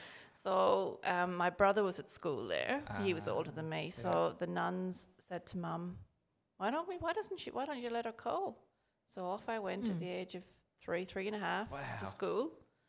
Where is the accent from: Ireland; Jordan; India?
Ireland; moved away as an adult; also born or lived in England / Middle East; I wanted to be a nurse when I was a little girl growing up in Ireland.